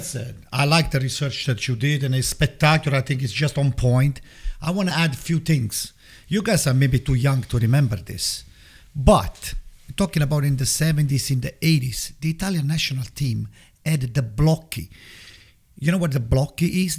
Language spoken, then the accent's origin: English; Italy; moved away as an adult; now in United States; I grew up in Italy